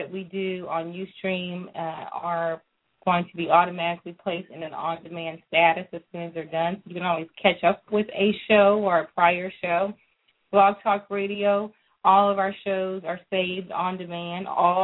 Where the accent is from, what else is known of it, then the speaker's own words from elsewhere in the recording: Texas, United States; also born or lived in Louisiana; I grew up, for the most part, in Texas